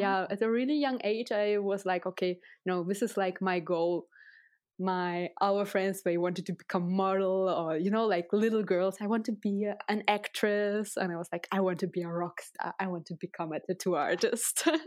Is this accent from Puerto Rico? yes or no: no; Russia; English is a second language; moved away; I was born and raised in Russia